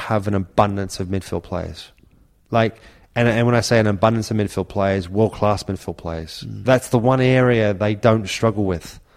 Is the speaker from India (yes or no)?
no; Australia; moved away as an adult; also born or lived in Middlesbrough; growing up in Australia